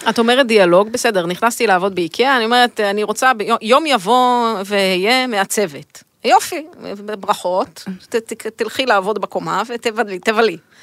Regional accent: Israel; אני תמיד ישראלית

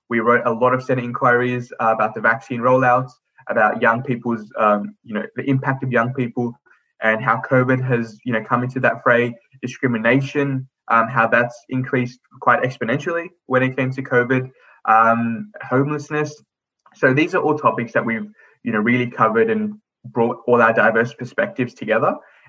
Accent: Australia; as a young person of colour growing up in Australia

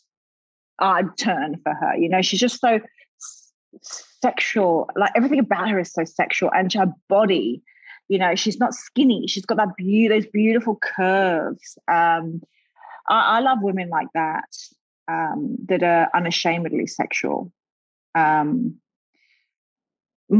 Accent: London, United Kingdom; now in Australia; growing up in London

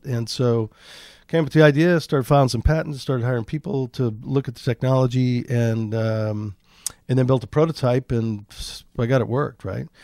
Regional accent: Bolivar Peninsula, Texas, United States; The last one there is called the Bolivar Peninsula. It's kind of an island, kind of a peninsula. And, um, population six hundred and, uh, we had a two-bedroom house on stilts

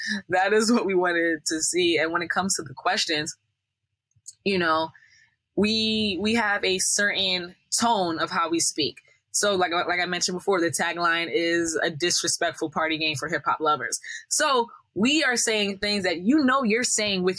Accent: Northeast, United States; we're from the Northeast, so Northeast kind of like slant

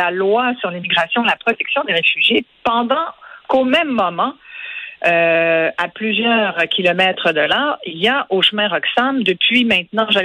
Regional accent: Quebec, Canada; Aujourd'hui, moi, je suis québécoise, à part entière, puis mes enfants aussi

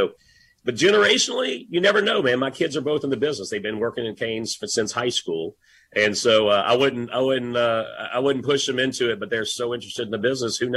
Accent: Louisiana, United States; also born or lived in Dallas, Texas; I'm a Louisiana boy and so grateful for my hometown

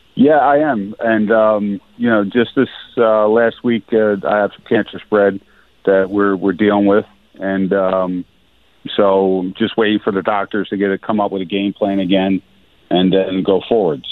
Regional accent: Philadelphia, Pennsylvania, United States; I grew up in South Philly. I lived in South Philly.

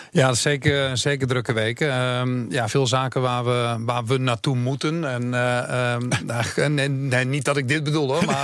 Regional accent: Achterhoek, Gelderland, Netherlands; in de Achterhoek, waar ik vandaan kom

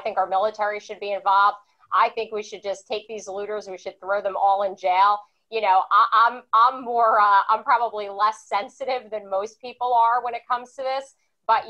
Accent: Teaneck, New Jersey, United States; I grew up in Teaneck. I went to high school in Dumont

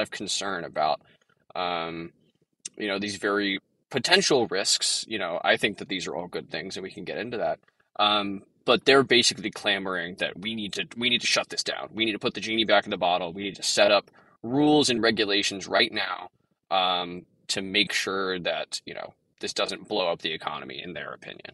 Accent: Texas, United States; I'm from Texas

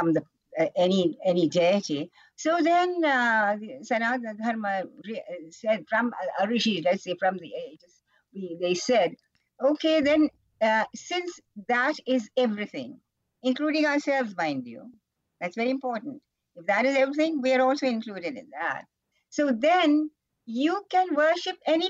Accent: Kerala, India; now in Rishikesh, India; I'm from Kerala

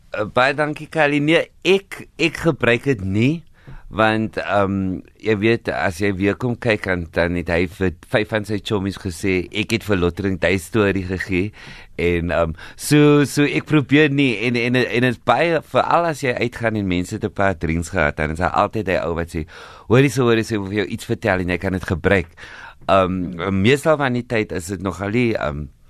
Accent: Cape Town, Western Cape, South Africa; ek het groot geword op die Cape Flats

